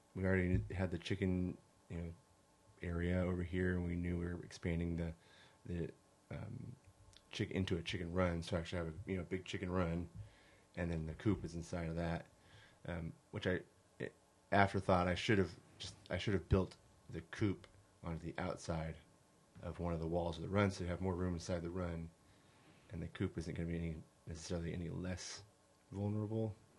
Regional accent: California, United States; moved away as an adult; also born or lived in Hawaii; now in Arkansas, United States; I was born in California. I grew up in California for the most part

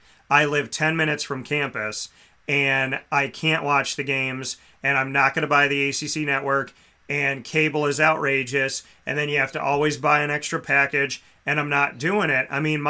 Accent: Syracuse, New York, United States; the people of Syracuse, New York specifically, and I could speak on that because it's my hometown.

